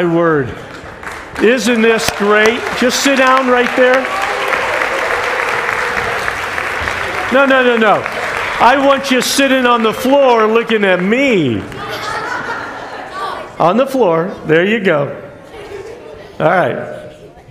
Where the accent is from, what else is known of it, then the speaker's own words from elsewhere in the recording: New York, United States; moved away; also born or lived in Westfield, New York / Buffalo, New York / Liverpool, New York; But I was born in Westfield, New York. Then my dad was pastoring in Buffalo, New York. And then we moved to all places, Liverpool, New York.